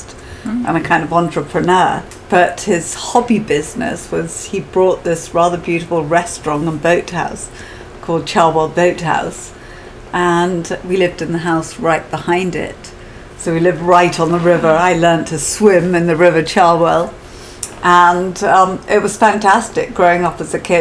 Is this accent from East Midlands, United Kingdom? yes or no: no; Oxford, South East England, United Kingdom; also born or lived in Henley-on-Thames; originally I was born in Henley-on-Thames, but we then moved to Oxford when I was about 7